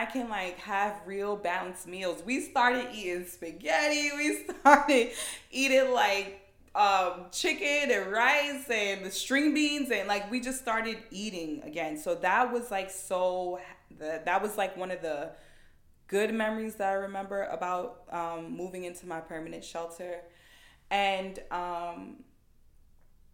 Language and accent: English; New York City, New York, United States; I'm like from Queens. That's where everyone that I know lives.